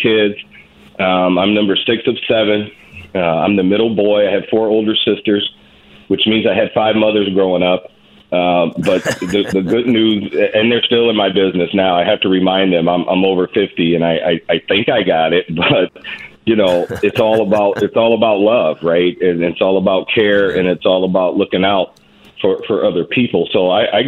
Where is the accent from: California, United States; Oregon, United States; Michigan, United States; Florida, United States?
Michigan, United States; Detroit; now in St. Cloud, United States; I grew up in Detroit, Michigan, in one of the most violent precincts in the most violent city at the time